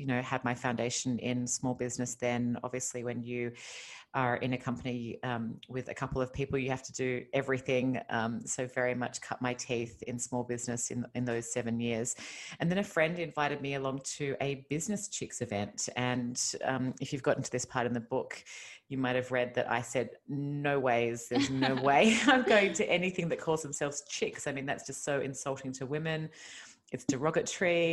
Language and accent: English; Australia; accent: Australian; moved away as an adult; now in Los Angeles, United States; you might have heard from my accent that I'm originally Australian. I moved to California 5 years ago.